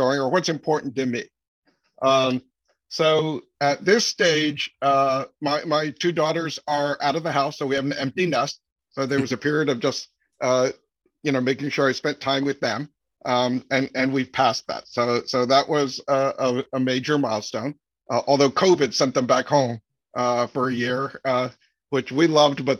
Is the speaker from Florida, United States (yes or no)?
yes; Florida, United States; moved away as an adult; also born or lived in New York / Philadelphia / Taiwan (parents) / Massachusetts; I was born in New York. Grew up there for a few years, moved to Philadelphia, but primarily grew up in Florida, in the Orlando and Sarasota areas from like fourth grade on, graduated from high school down there